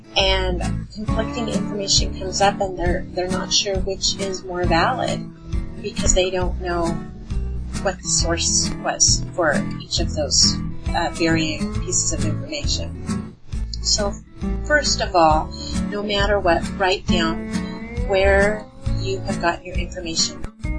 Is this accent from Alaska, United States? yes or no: yes; Alaska, United States; Well, I grew up in Southeast Alaska, about 3,000 miles away from the rest of my family who were living in Western Michigan.